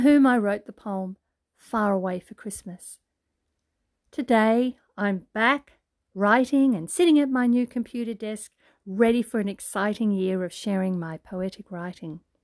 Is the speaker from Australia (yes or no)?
yes; Brisbane, Queensland, Australia; It's summertime here in Australia, hot and humid, in my hometown, Brisbane, Queensland